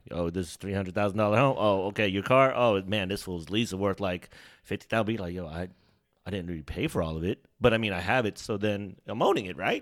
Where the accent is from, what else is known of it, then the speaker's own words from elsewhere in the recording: Sacramento, California, United States; also born or lived in Bay Area, California; my stint before coming to Sacramento 'cause I was born in the Bay Area. So, coming to Sacramento, like, even before Butler, I was at Anna Kirchgata